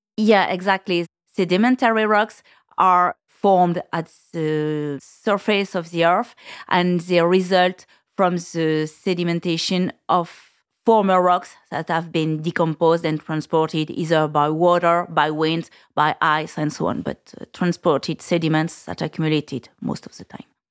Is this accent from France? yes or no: yes; Burgundy, Bourgogne-Franche-Comté, France; English is a second language; I was born in Burgundy and I, uh, spent all my years there